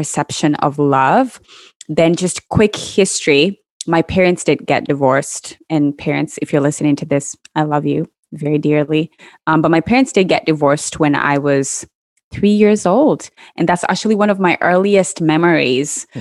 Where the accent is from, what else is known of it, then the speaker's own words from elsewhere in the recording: Kenya; I grew up in Kenya